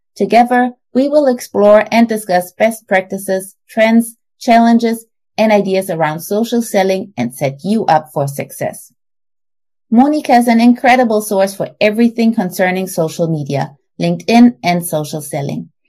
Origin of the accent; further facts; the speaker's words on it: Germany; now in Texas, United States; I'm originally from Germany, but now live in Texas with my husband and my two daughters